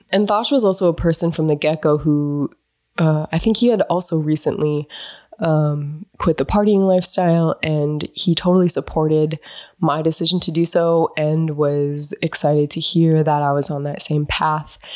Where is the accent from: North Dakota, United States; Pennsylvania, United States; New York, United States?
North Dakota, United States; moved away; growing up in North Dakota